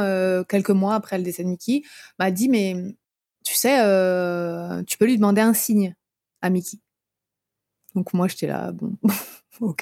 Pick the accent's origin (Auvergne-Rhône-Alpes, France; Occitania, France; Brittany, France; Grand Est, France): Brittany, France; moved away; je suis bretonne à la base